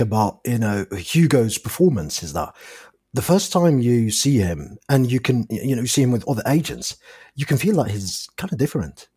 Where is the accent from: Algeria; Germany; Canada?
Algeria; English is a second language; I'm from Algeria, and English is my fourth language